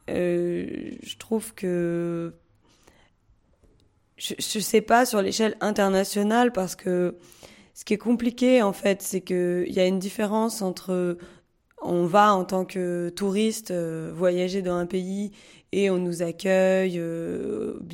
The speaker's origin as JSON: {"language": "French", "country": "France", "said": "ben on le vit aussi en tant que Français, je trouve."}